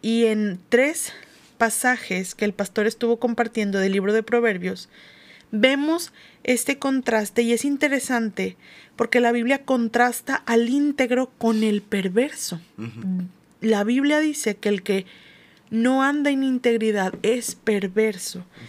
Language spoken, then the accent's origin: Spanish; Mexico; como cultura latinoamericana o mexicana